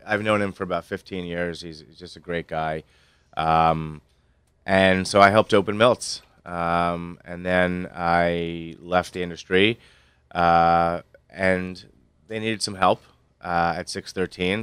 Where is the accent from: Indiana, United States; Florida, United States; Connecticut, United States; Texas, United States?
Connecticut, United States; Stamford; moved away as an adult; also born or lived in Chicago; I grew up in Stamford